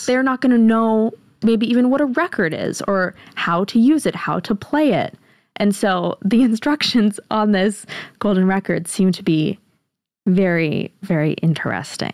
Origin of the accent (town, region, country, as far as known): United States